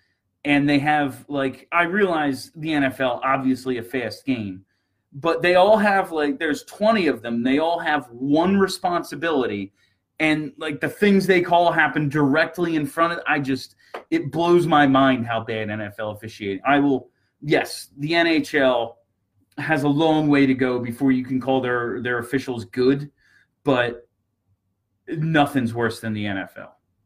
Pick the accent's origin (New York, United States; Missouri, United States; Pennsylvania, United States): Pennsylvania, United States; Hollydale; I still do a little bit of work at my hometown rink, Hollydale, where I grew up.